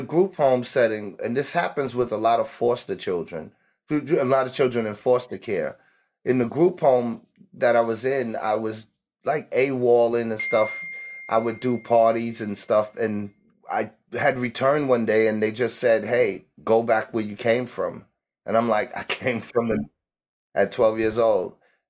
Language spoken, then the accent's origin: English; New York City, New York, United States; also born or lived in Harlem; I grew up in Harlem and the Bronx. I was born mostly and raised in the Bronx during the 70s when New York was flooded with gangs.